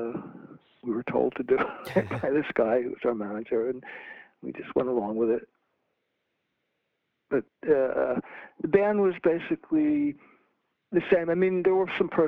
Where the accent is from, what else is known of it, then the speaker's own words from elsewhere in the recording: New Jersey, United States; moved away as an adult; also born or lived in Maryland; I moved from New Jersey down to Maryland